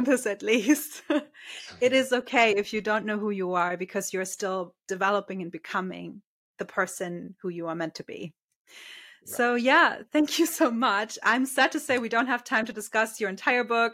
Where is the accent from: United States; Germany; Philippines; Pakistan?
Germany; I'm from Germany, and with us, it's very clear you start school